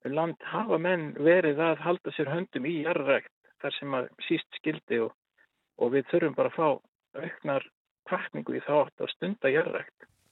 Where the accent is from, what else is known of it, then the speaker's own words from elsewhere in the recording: Dalir, Western Region, Iceland; ég er hérna úr Dölunum vestar